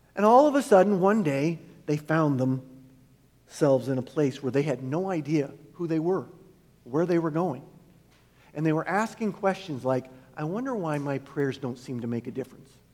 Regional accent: Iowa, United States; we're from Iowa

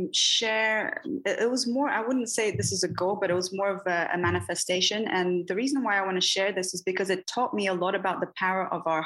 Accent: Bahia, Brazil; I'm from Bahia, from the Northeast. I'm not on the coast. I'm not sure if you're familiar with that, but it's a very mystical, very magical, and filled with mysticism and occult.

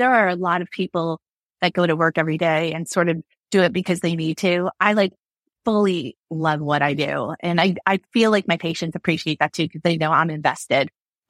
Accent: Kearny, New Jersey, United States; I grew up in Kearney, New Jersey, which we have been dubbed Sucker Town, USA.

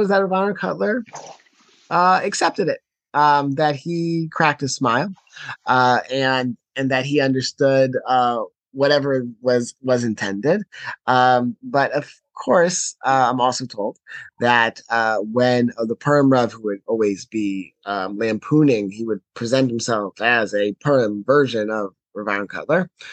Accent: Baltimore, Maryland, United States; growing up in Baltimore

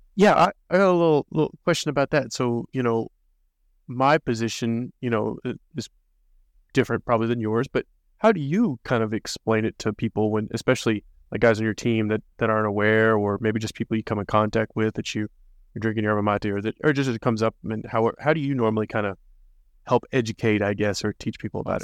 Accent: United States

